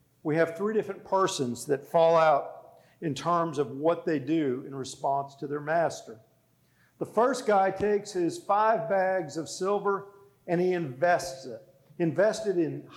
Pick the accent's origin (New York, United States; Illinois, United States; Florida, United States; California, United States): Florida, United States; South; moved away; I grew up in South Florida, surrounded by Spanish culture